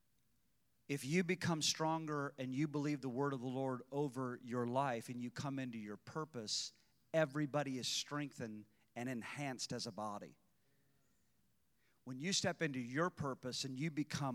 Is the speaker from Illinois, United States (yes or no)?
yes; Illinois, United States; an hour and 20 minutes north of my hometown